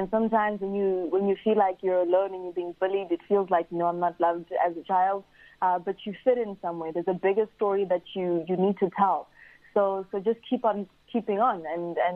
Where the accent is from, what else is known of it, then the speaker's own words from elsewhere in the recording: South Africa; I grew up and now I'm a South African